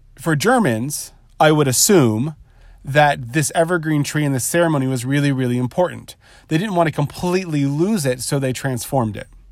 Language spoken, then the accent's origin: English; Southern California, United States; I grew up in Southern California. I live in Southern California currently